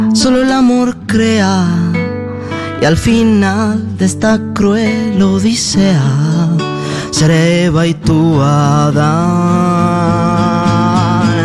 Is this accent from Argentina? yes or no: no; Uruguay; soy uruguayo y, crecí en mi casa escuchando mucho